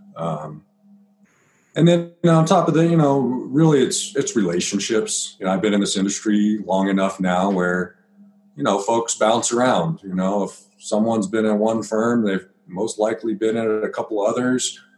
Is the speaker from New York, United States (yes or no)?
no; Byers, Colorado, United States; I grew up in Byers, Colorado